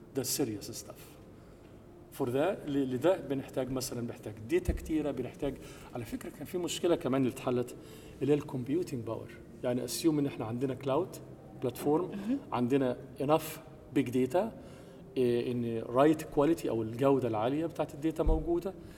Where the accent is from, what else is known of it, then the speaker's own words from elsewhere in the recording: Egypt; moved away as an adult; also born or lived in United States; now in Germany; أنا مصري ومقيم في ألمانيا وأمريكا من حوالي اعتقد 30 سنه